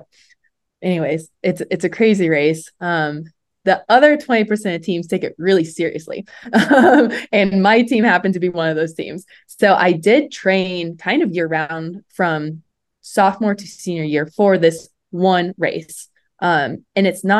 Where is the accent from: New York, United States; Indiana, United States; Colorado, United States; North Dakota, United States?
Indiana, United States; central; I grew up in Indiana, more like central Indiana